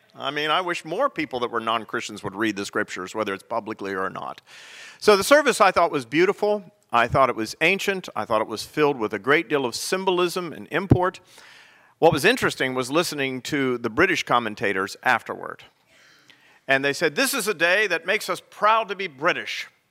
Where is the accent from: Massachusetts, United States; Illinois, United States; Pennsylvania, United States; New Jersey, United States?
Pennsylvania, United States; now in South Carolina, United States; Pennsylvania, my home state